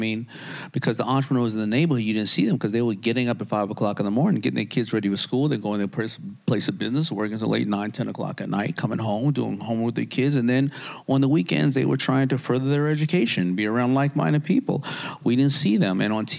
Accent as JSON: {"language": "English", "town": "Queens", "region": "New York", "country": "United States", "tie": "born or raised there", "said": "I grew up in a town where, I grew up in Hollis, Queens, and Hollis, Queens is a very small area of..."}